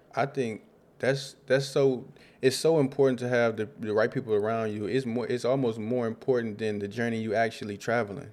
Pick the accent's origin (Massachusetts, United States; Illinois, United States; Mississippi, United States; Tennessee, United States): Illinois, United States; Rockford; I grew up in Rockford, Illinois, on the South Side